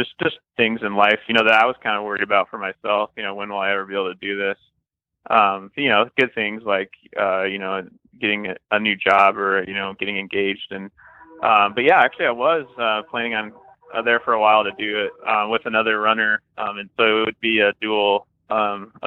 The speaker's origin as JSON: {"language": "English", "region": "Iowa", "country": "United States", "tie": "born or raised there", "also_born_or_lived": "Kansas City / Nebraska / Missouri", "moved": "yes", "lives_now": "St. Louis, United States", "said": "I grew up in Iowa, and I've kind of been all around the Midwest. I lived in Kansas City for a while, Nebraska, and now back down in Missouri"}